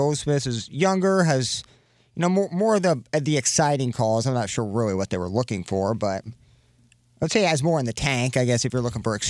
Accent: Canton, United States; now in St. Louis, United States; This is my 10th year or 11th year in St. Louis, and this is much more my hometown than Canton.

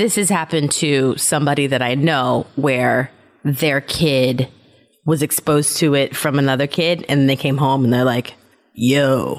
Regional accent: Germany; I told you that I grew up in Germany, right?

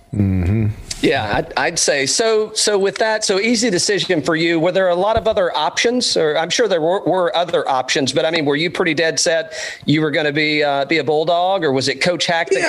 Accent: Central Florida, United States; growing up in Central Florida

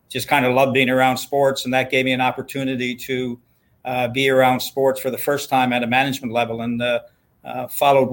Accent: St. John's, Newfoundland and Labrador, Canada; grew up in the west end of St. John's on Springdale Street

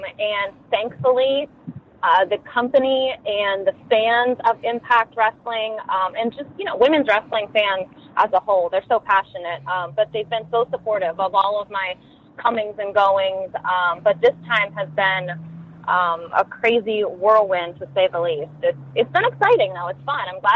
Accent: Ohio, United States; also born or lived in Columbus, Ohio; born and raised in Ohio, and I lived in Columbus for much of my adult life

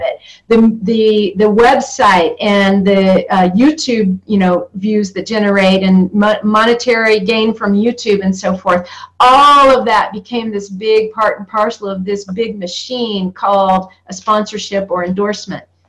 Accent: North Georgia, United States; I come from North Georgia, from moonshine country, from NASCAR racing, where NASCAR began.

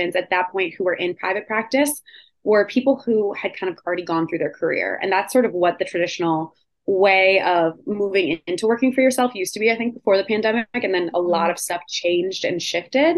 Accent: Rochester, New York, United States; also born or lived in Hoboken; now in Manhattan, United States; I went back to my hometown of Rochester to be with my parents

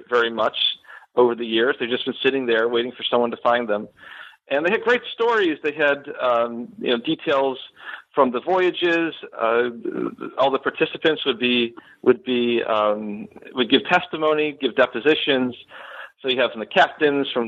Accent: Buffalo, New York, United States; moved away as an adult; now in Florida, United States; So I am originally from Western New York. I grew up in the Buffalo area, and I moved down to Florida in 2010 after finishing my PhD at the University of Buffalo

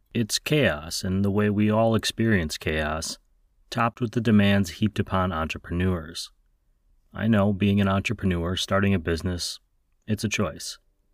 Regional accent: central Wisconsin, United States; my hometown in central Wisconsin

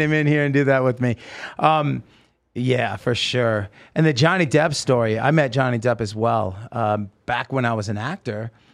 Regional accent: Oregon, United States; moved away; also born or lived in Los Angeles; I grew up with in Oregon

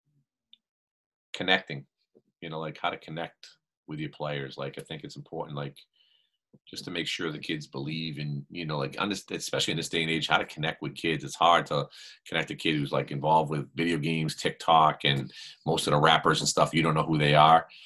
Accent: Boston, Massachusetts, United States; I grew up in Boston

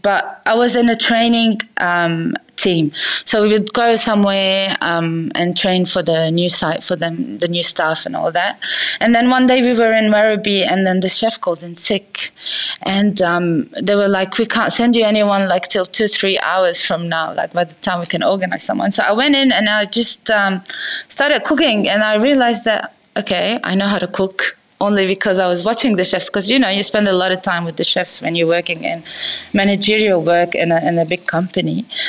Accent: Lebanon; moved away as an adult; now in Sydney, Australia; Okay, so I'm Lebanese. I was born and raised in Lebanon, and then we migrated, as me and my brothers, to Sydney for studies as international students.

